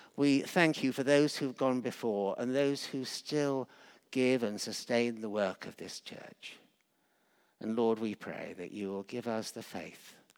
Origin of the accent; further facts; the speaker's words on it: Yorkshire and the Humber, United Kingdom; moved away; I was brought up partly in Yorkshire